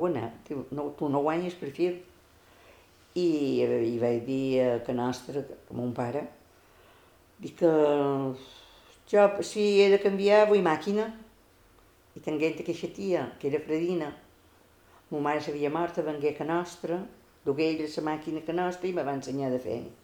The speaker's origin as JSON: {"language": "Catalan", "town": "Consell", "region": "Balearic Islands", "country": "Spain", "tie": "born or raised there", "said": "Vaig néixer a Consell, dia 22 del mes 2 del 42."}